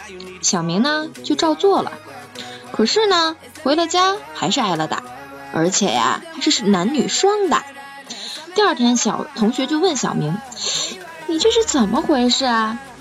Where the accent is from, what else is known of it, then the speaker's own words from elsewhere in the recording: Beijing, China; 我是北京人嘛